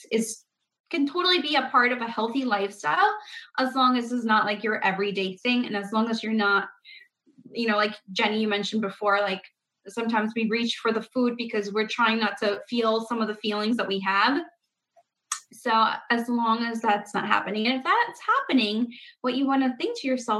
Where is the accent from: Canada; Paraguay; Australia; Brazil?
Paraguay; now in United States; I was not born in America. I was born in South America, in Paraguay. But like, we didn't grow up with baking all the cookies